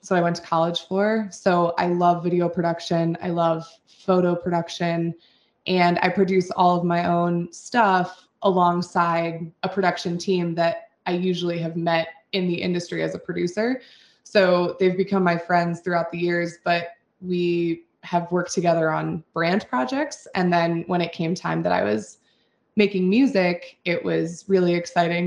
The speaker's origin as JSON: {"language": "English", "town": "Steamboat Springs", "region": "Colorado", "country": "United States", "tie": "born or raised there", "moved": "yes", "said": "I had moved back to my hometown, which is Steamboat Springs, Colorado"}